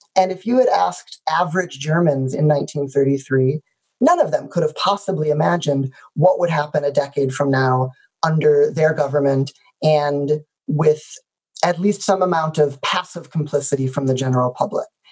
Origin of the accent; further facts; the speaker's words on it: the suburbs of Chicago, Illinois, United States; the suburbs of Chicago in a community where being Jewish didn't feel particularly out of the ordinary